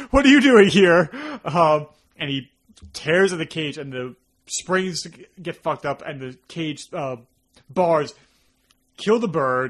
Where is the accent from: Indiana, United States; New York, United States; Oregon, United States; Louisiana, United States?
New York, United States; accent: New York; our New York accent became very prominent